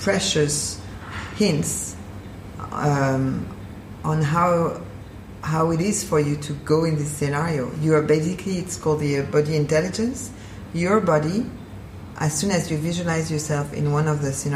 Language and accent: English; Paris, Île-de-France, France; moved away as an adult; now in Basel, Switzerland; I'm originally from Paris.